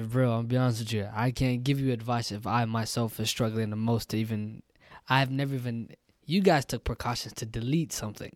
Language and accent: English; United States; me growing up as an American kid